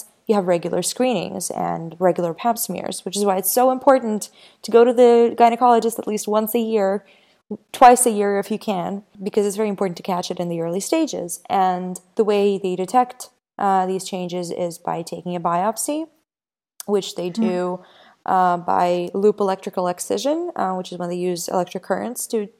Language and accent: English; Ukraine; I was born in Ukraine